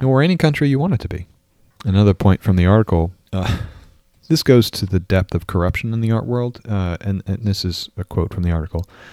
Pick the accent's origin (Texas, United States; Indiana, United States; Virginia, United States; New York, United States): New York, United States; moved away; also born or lived in Minnesota; I grew up in New York